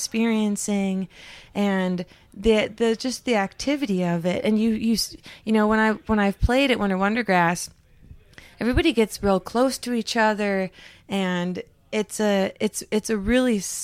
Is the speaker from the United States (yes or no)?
yes; Upper Peninsula of Michigan, United States; I grew up in the Upper Peninsula of Michigan, which is almost to Canada.